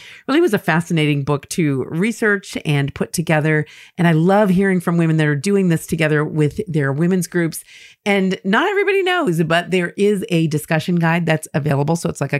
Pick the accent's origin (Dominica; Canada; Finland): Finland; now in United States; I am originally from Finland, but we currently live in Colorado, where my husband is from. I grew up in a non-practicing Lutheran family